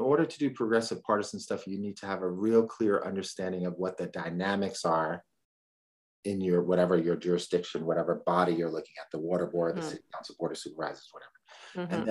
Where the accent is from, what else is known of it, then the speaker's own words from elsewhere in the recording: New York City, New York, United States; now in California, United States; I'm from the Bronx.